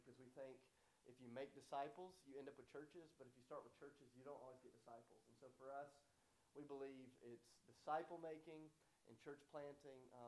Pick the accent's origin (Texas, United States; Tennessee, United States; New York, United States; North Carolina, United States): Tennessee, United States; Nashville; I am from Nashville, Tennessee